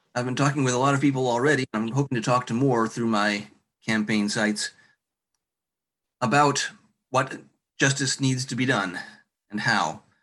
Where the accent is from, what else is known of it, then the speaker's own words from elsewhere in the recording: Marshall, Michigan, United States; I'm from Marshall.